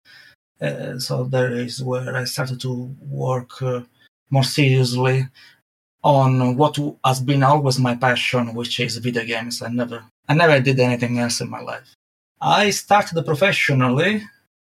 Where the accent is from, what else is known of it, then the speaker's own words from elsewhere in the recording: Italy; accent: Italian; English is a second language; moved away as an adult; now in United Kingdom; I never lost to my Italian accent.